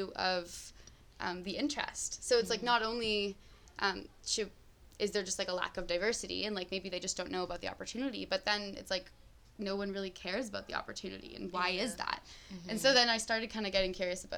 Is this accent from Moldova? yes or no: no; Woodstock, Ontario, Canada; I grew up in Southern Ontario. My town is also a very white town